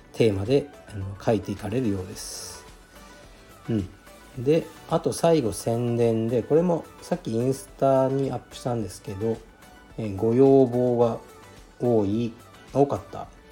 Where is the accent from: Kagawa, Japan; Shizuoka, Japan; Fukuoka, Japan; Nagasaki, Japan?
Fukuoka, Japan; now in Tokyo, Japan; 僕の出身地ですね東区カシーという特に何もない町なんですがまあ近くにカシーエ園っていうねあの遊園地があって僕もよく子供の頃から行ってた